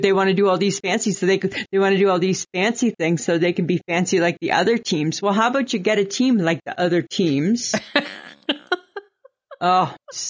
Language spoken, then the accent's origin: English; Ontario, Canada; I grew up in Ontario. It's humid.